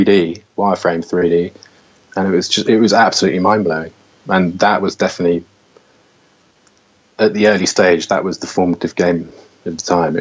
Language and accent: English; Somerset, South West England, United Kingdom; moved away; also born or lived in London; I grew up in Somerset.